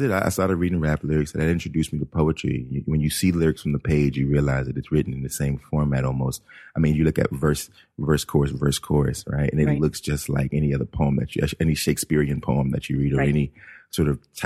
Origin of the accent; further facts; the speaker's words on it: East Coast, United States; I also grew up in an all black neighborhood on the East Coast